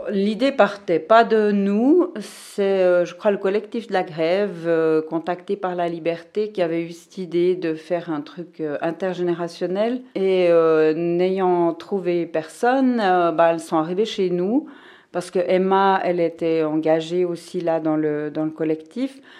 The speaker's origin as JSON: {"language": "French", "region": "Fribourg", "country": "Switzerland", "tie": "born or raised there", "said": "je suis née ici à Fribourg euh, en 1963"}